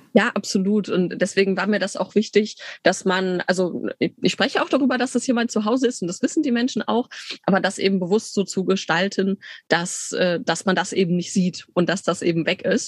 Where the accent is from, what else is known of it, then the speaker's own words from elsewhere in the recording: Bielefeld, North Rhine-Westphalia, Germany; moved away as an adult; also born or lived in Tübingen / Leipzig; ich bin gebürtige Bielefelderin, bin da nach dem Abi dann weg